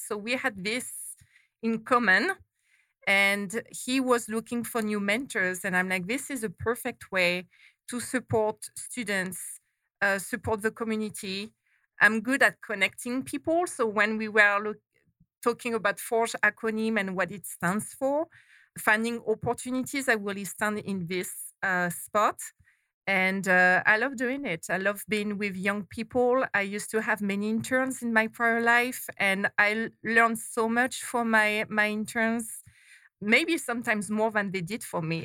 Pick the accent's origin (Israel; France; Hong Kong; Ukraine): France; moved away as an adult; now in Arizona, United States; I'm not from Arizona originally. to everybody's surprise, I was born and raised in France.